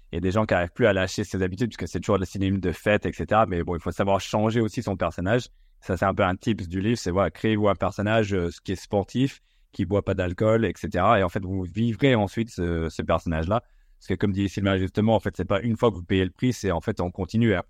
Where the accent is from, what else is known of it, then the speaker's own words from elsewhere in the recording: United States; c'était vraiment ce qui nous a bercé dans notre enfance, nous, euh, en grandissant aux States.